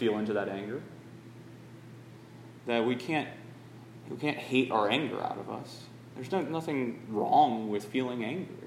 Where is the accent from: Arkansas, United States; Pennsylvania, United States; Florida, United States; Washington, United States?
Florida, United States; Northwest; being from Florida, Northwest Florida, Lower Alabama